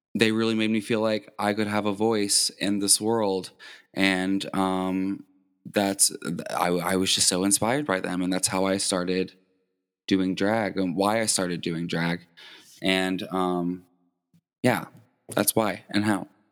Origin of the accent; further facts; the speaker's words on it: New Albany, Indiana, United States; also born or lived in Louisville, Kentucky / Floyd Knobs, Indiana; I was born in Louisville. We moved to Indiana, New Albany when I was six years old, but I just say I'm from Louisville.